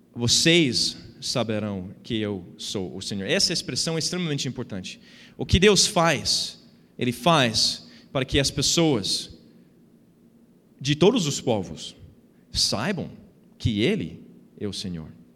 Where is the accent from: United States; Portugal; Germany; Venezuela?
United States; Portuguese is a second language; moved away as an adult; now in Brazil; eu nasci nos Estados Unidos, fui criado lá